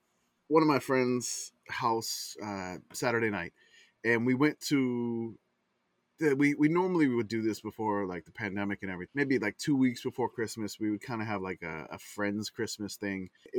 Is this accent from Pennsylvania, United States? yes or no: no; Louisiana, United States; growing up in Louisiana.